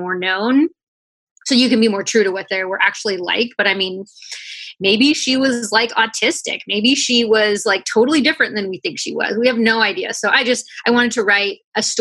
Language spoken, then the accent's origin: English; Washington, United States; also born or lived in Alaska / Illinois / Oklahoma / Hawaii; I was born in Alaska, but I moved to this area in Washington where you can see the mountain when I was probably around six. And I've been here most of my life